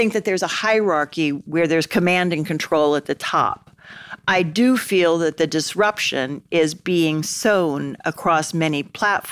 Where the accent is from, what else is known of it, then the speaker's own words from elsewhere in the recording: Oklahoma, United States; my home state in Tulsa